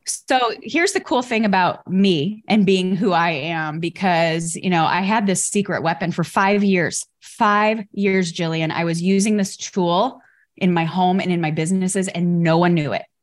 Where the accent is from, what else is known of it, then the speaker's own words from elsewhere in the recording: Chicago, Illinois, United States; I grew up in Chicago